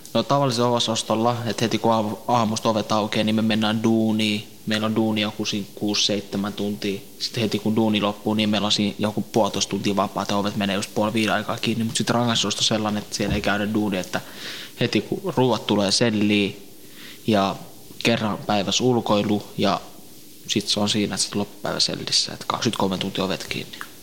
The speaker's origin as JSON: {"language": "Finnish", "town": "Tampere", "region": "Pirkanmaa", "country": "Finland", "tie": "born or raised there", "also_born_or_lived": "Northern Iraq (ancestry)", "lives_now": "Helsinki, Finland", "said": "mä oon syntynyt Suomessa, mutta mä oon niin lähikotoisin niin äh, Lähi-idästä päin, tuo kur, Irakin kurdi"}